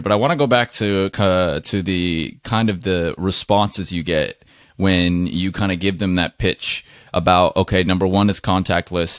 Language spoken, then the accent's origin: English; Seattle, Washington, United States; I'm from Seattle area